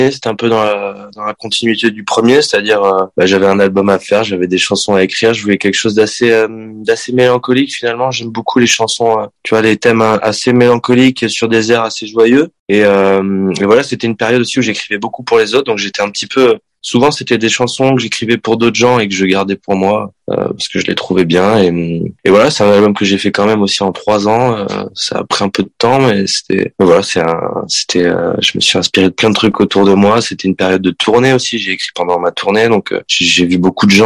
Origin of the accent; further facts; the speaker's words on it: Sarlat, Nouvelle-Aquitaine, France; moi je suis né dans le sud-ouest de la France, donc je suis, je viens du Périgord.